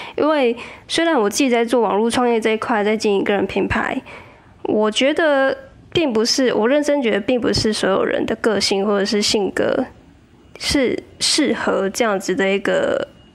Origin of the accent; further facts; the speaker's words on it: southern Taiwan, Taiwan; moved away as an adult; also born or lived in Taipei; 因为我老家在南部